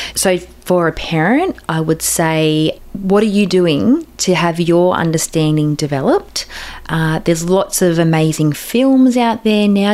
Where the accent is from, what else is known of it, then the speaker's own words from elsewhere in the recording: Australia; being Australian